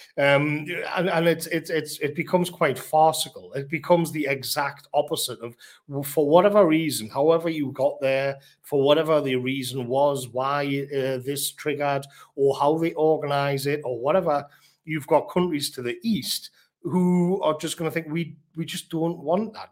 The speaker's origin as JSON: {"language": "English", "country": "United Kingdom"}